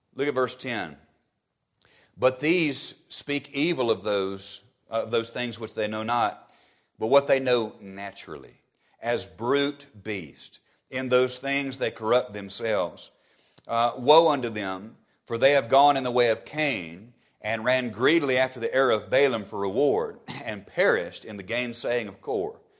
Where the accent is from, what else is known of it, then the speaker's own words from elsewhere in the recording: Alabama, United States; my home state of Alabama